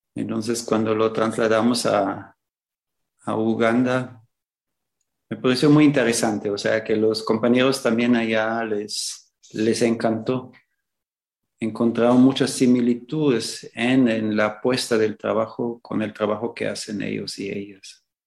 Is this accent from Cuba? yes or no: no; Austria; moved away as an adult; also born or lived in Nicaragua / El Salvador / Ecuador; now in Xalapa, Mexico; nací en Austria